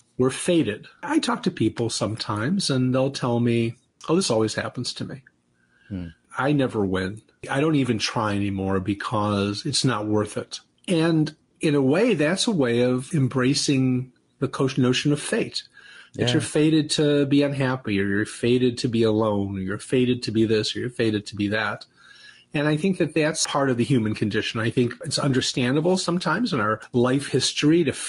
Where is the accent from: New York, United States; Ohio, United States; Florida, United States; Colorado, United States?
Ohio, United States; Cleveland; I'm from Cleveland